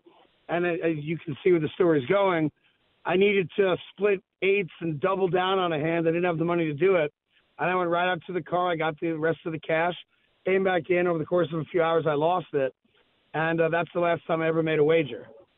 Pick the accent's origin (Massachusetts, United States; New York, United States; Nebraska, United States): New York, United States; I'm a Knicks fan, obviously I'm a New Yorker.